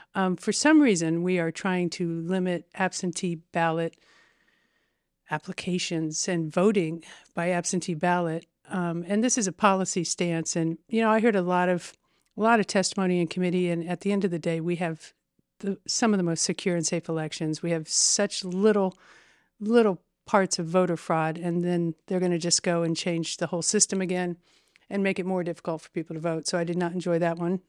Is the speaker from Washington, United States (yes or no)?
no; Terre Haute, Indiana, United States; I am fifty-five years old and I've probably lived there maybe fifty-two